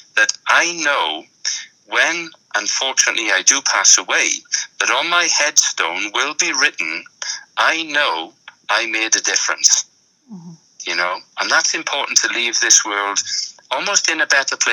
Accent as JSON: {"language": "English", "town": "Tredegar", "region": "Wales", "country": "United Kingdom", "tie": "born or raised there", "said": "my hometown of Tredegar in South Wales"}